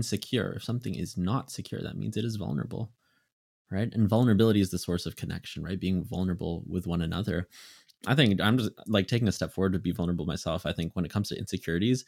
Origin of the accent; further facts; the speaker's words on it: Philippines; I'm Filipino